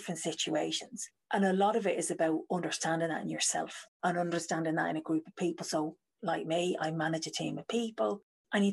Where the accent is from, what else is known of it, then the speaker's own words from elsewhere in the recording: Ireland; now in United Kingdom; I'm Irish. I live in the UK now.